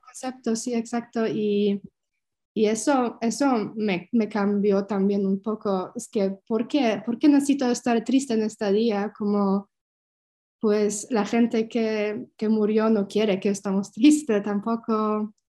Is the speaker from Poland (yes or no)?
yes; Poland; Spanish is a second language; moved away as an adult; also born or lived in Germany; regresar a, Polonia para estar cerca de mi familia